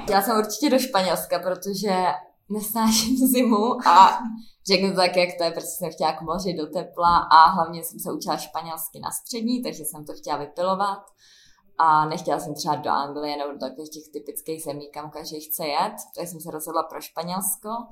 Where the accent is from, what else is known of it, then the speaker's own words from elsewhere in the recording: Prague, Czechia; U nás v Praze